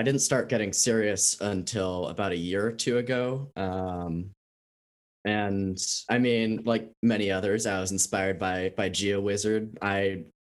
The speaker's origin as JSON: {"language": "English", "country": "United States", "said": "I am American."}